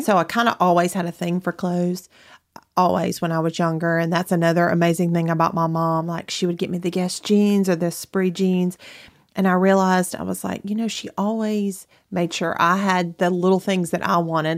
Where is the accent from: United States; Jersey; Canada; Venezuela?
United States; Athens, Alabama; moved away as an adult; now in Huntsville, United States; I'm originally from Athens, Alabama, which is not very far from here.